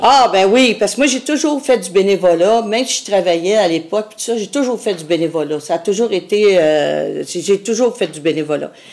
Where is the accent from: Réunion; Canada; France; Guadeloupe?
Canada; Montreal, Quebec; je suis venue au monde dans le centre-sud de Montréal